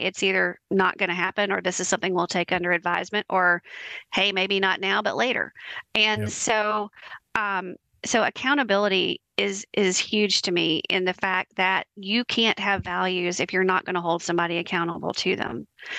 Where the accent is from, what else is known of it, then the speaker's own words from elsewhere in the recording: the South, United States; I'm from the South and we do a lot of bless our hearts and huggins around here.